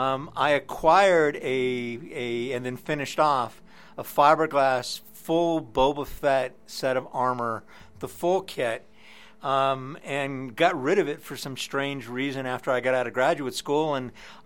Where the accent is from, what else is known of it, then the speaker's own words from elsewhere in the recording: Reno, Nevada, United States; moved away as an adult; also born or lived in Detroit, Michigan; I moved to Detroit from Reno, Nevada, where I went to graduate school, actually where I grew up.